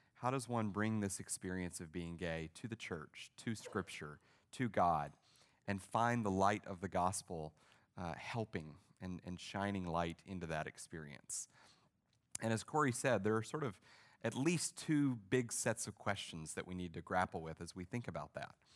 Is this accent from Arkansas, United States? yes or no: yes; Arkansas, United States; I was raised in Arkansas in a, in a Baptist church